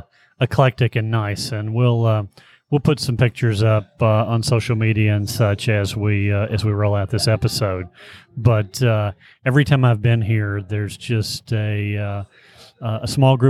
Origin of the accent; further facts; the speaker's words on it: Frankfort, Kentucky, United States; And so I grew up in Frankfurt smelling the Buffalo Trace, the mash and such.